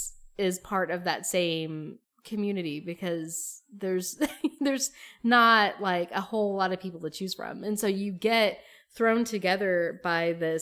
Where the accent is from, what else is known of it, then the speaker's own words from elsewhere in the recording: Appalachia, United States; growing up in Appalachia was related to queerness